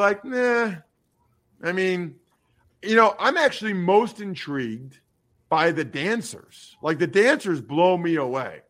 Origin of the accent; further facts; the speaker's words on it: Pennsylvania, United States; growing up in Pennsylvania